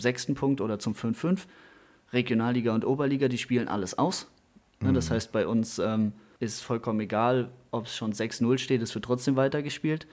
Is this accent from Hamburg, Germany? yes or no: no; Dernbach, Rhineland-Palatinate, Germany; ich komme aus Dernbach, hier bei Montabaur